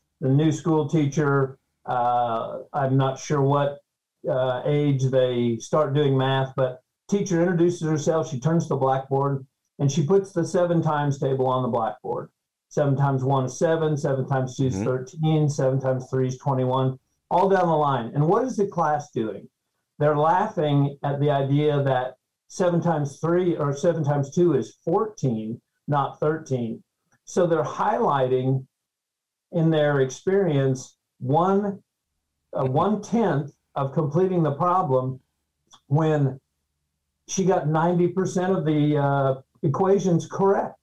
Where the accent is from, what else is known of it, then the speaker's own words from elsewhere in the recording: Nebraska, United States; I was born in Nebraska